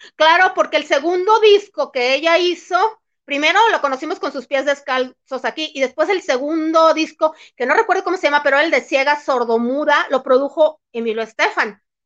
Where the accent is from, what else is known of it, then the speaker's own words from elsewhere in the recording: El Fuerte, Sinaloa, Mexico; also born or lived in San Diego; now in Mexico City, Mexico; yo viajé de, en autobús de, aquí de la Ciudad de México a mi tierra, al fuerte